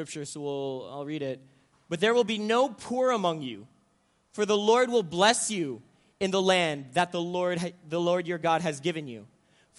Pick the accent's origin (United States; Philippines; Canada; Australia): Philippines; Manila, Metro Manila; moved away; I'm half Filipino, and I grew up in the Philippines, and so I grew up in the middle of Manila